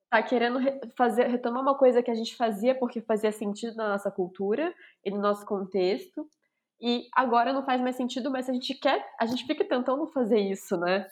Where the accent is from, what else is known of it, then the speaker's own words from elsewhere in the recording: Brazil; moved away as an adult; now in Brussels, Belgium; a gente não é gringa, a gente é brasileira